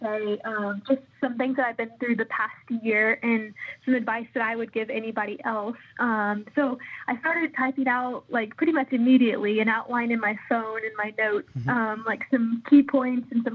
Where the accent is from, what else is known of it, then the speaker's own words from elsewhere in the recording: Indiana, United States; I am from Audubon, Indiana. I'm about 15, 20 minutes away from Purdue's campus. I graduated from Benton Central in Benton County, Indiana